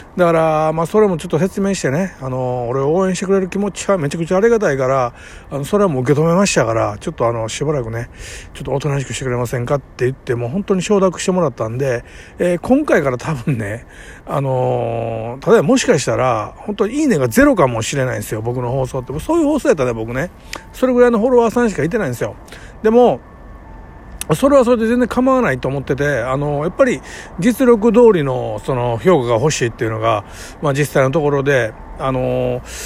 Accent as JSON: {"language": "Japanese", "town": "Kobe", "region": "Hyogo", "country": "Japan", "tie": "born or raised there", "said": "生まれ育ちとか、なんかたまたま、あの神戸のね、めちゃくちゃ下町、えー、ヤクザがカ歩する町で育ってしまった"}